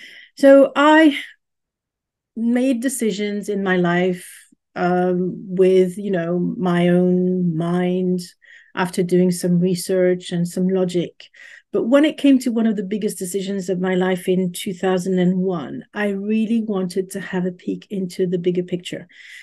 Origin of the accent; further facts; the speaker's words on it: Paris, Île-de-France, France; English is a second language; moved away as an adult; I'm initially from Paris. I think I've mentioned this before, but just in case, Paris in France, not Paris, Texas.